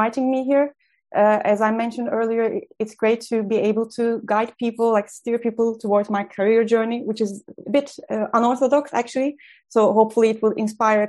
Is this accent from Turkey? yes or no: yes; Turkey; moved away; I trained as a lawyer in my home country in Turkey